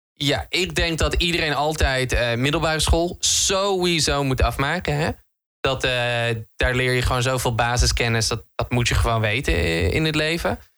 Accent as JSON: {"language": "Dutch", "country": "Netherlands", "said": "Ik ben een Hollander"}